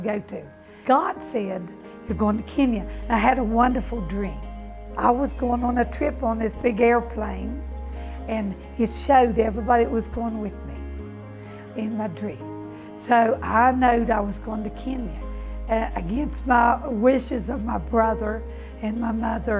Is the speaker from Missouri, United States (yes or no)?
no; West Virginia, United States; moved away; I'm from West Virginia. Okay, West Virginia is country people all together and a community. You're born there.